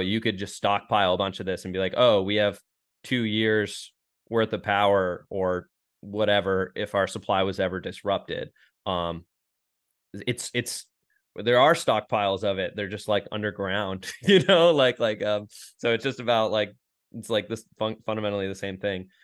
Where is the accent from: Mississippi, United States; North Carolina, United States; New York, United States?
New York, United States; Rochester; moved away as an adult; now in Austin, United States; I'm from Rochester, New York, Western New York